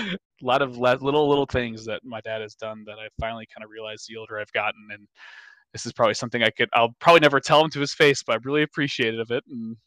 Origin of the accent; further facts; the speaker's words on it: Minnesota, United States; because I have blonde hair, blue eyes, and I'm from Minnesota, so like I love butter.